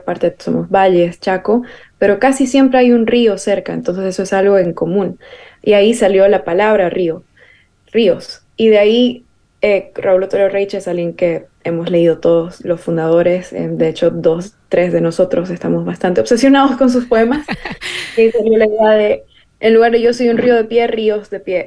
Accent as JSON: {"language": "Spanish", "country": "Bolivia", "said": "para nosotros em, como identidad boliviana"}